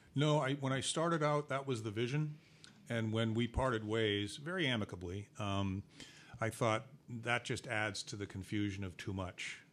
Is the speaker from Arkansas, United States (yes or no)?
no; Boston, Massachusetts, United States; I'm from Boston